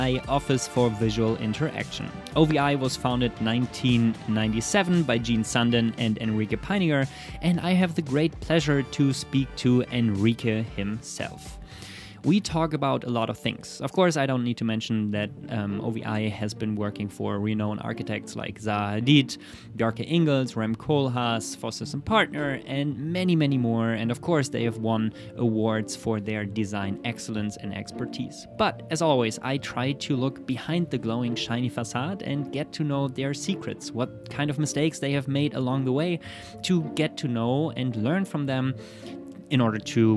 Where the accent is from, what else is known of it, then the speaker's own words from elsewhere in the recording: Germany; I'm German.